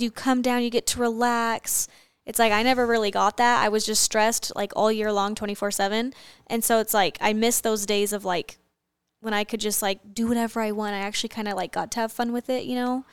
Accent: Arizona, United States; growing up in Arizona

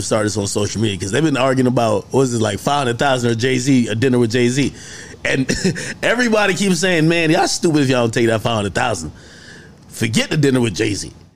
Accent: Jamaica; I'm Jamaican

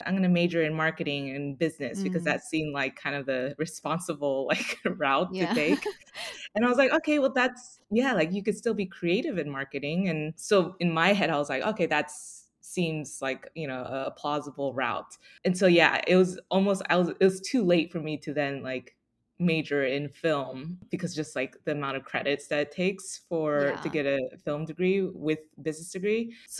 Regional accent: Dallas, Texas, United States; also born or lived in Austin; Yeah, so I grew up in Dallas, went to school in Austin.

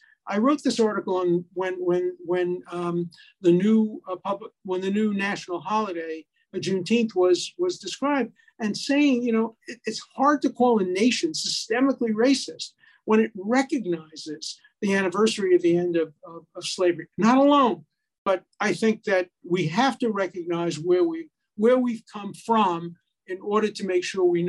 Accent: Northern United States, United States; I grew up in the North, and then I married a woman from Charleston, South Carolina

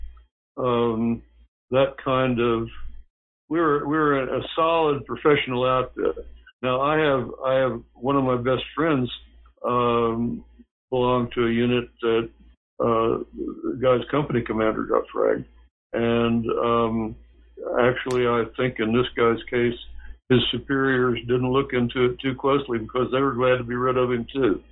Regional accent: Oklahoma, United States; I came from Oklahoma. It was a frontier society, or a post-frontier society.

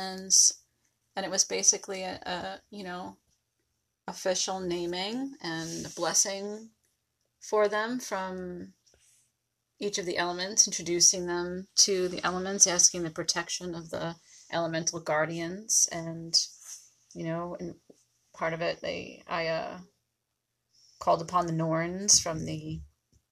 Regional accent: Long Island, New York, United States; moved away as an adult; I was born on Long Island, New York. And I lived there till I was, I don't know, minus 8 years ago. So for most of my life.

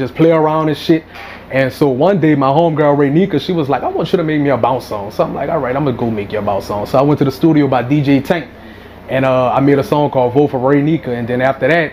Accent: New Orleans, Louisiana, United States; moved away as an adult; now in Los Angeles, United States; I'm from New Orleans. I grew up in Gaptown in the east across from Livingston.

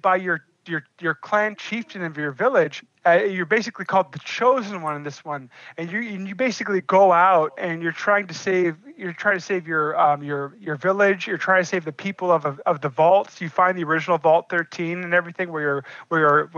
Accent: Alaska, United States; as Alaskans, because you know here in Alaska

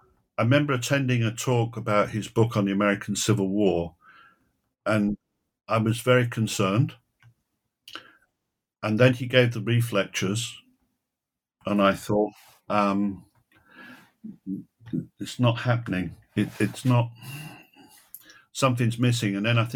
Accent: Manchester, North West England, United Kingdom; When I was growing up in Manchester on our black and white television, we used to see Basil Little Heart quite often.

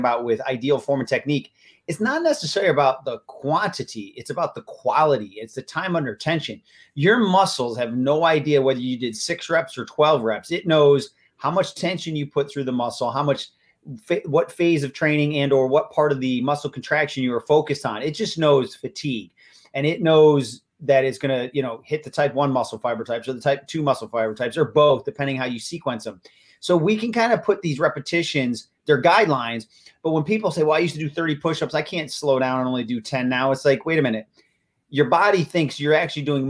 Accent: Buffalo, New York, United States; now in Florida, United States; I'm originally from Buffalo. Go Bills. Live in Florida, but I'm still from Buffalo.

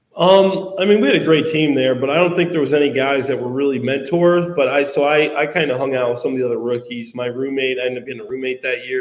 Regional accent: Dwight, Illinois, United States; i was in my hometown dwight

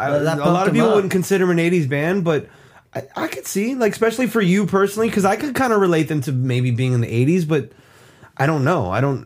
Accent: the South, United States; We're from the South.

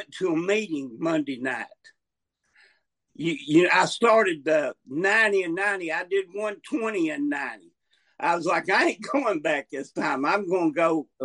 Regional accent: North Alabama, United States; also born or lived in Montgomery, Alabama; I'm from North Alabama, but I'm in South Alabama, Montgomery.

